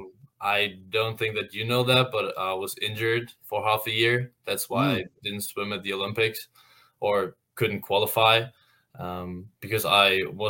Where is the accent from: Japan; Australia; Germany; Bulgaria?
Germany; Hamburg; moved away as an adult; now in Indiana, United States; I'm from Hamburg, Germany.